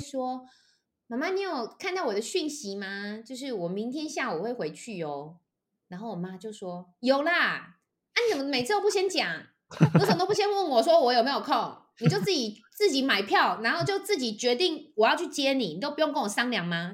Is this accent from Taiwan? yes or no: yes; Taichung, Taiwan; moved away as an adult; now in Taipei, Taiwan; 因为我是台中人，然后我后来台北我是因为到了台北来念大学，我就一直都在台北发展